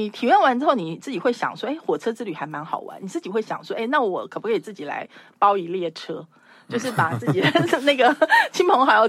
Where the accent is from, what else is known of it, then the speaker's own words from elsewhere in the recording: Taiwan; 就想到我是台湾人啊，所以我我我也知道这些历史这样。